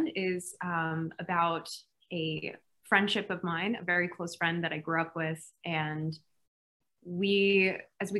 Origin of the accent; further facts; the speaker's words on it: New York City, New York, United States; I grew up in Brooklyn, New York.